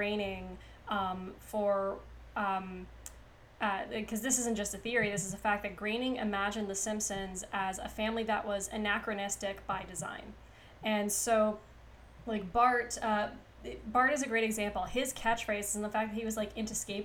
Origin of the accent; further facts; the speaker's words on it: Kapuskasing, Ontario, Canada; now in Toronto, Canada; I am Canadian. I live in Toronto, and I grew up in a town called Kapuskasing, which is very, very French